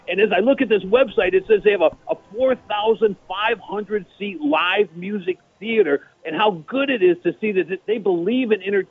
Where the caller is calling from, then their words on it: Detroit, Michigan, United States; I am calling you from Detroit